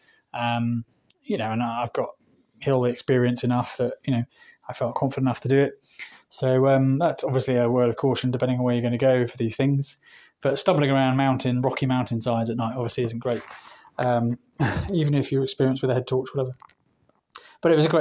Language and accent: English; England, United Kingdom; moved away as an adult; now in Spain; I'm English local